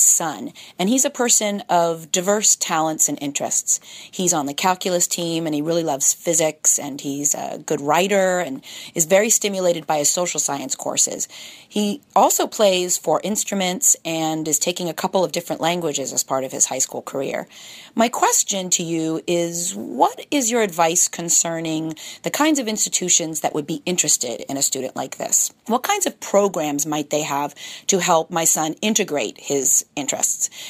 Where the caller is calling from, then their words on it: Miami, Florida, United States; I'm calling from Miami, Florida.